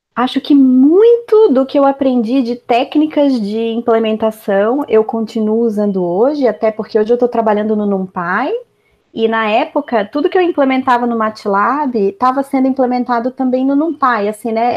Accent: Brazil; moved away as an adult; also born or lived in Belgium; eu era brasileira

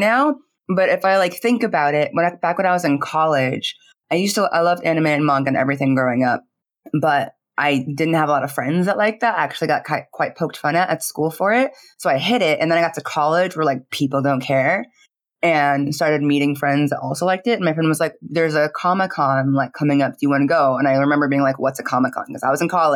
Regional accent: Phoenix, Arizona, United States; I grew up in Phoenix, Arizona

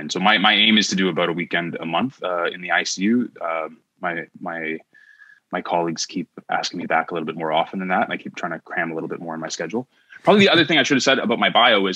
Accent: Cambridge, Ontario, Canada; also born or lived in Kitchener, Ontario / Kingston, Ontario; I grew up in Cambridge, Ontario. I was born in Kitchener, Ontario.

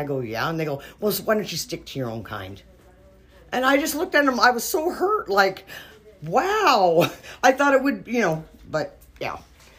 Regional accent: North Dakota, United States; now in California, United States; Originally North Dakota, but I moved here in 1964, so I say I'm from Cali.

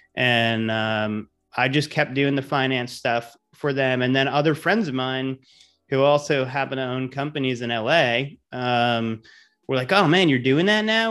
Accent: Providence, Rhode Island, United States; moved away as an adult; also born or lived in Amherst, Massachusetts / New York City / Los Angeles; now in Tampa, United States; I'm from Providence, Rhode Island originally. So, uh, grew up there, you know, I'm a New Englander

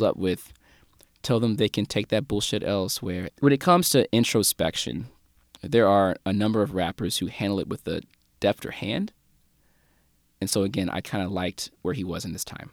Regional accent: St. Louis, Missouri, United States; … from my hometown, Saint Louis

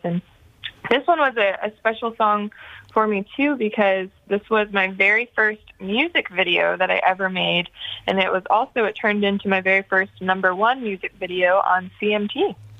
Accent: Nashville, Tennessee, United States; growing up in Nashville, it was just always kind of surrounded by music

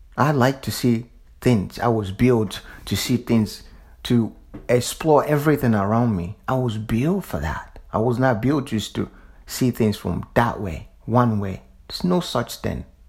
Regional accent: the South, United States; I'm from the South.

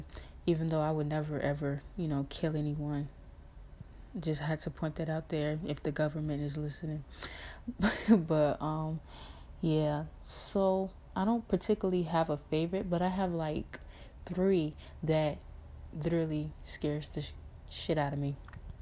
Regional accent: Newport News, Virginia, United States; also born or lived in Norfolk, Virginia; I am from Newport News, Virginia. I was born in Norfolk

